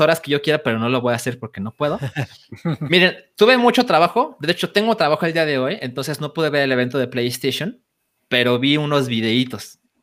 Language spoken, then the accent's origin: Spanish; Guadalajara, Jalisco, Mexico; moved away as an adult; now in Mexico City, Mexico; me mudé a Ciudad de México a los 24 años y antes siempre viví en Guadalajara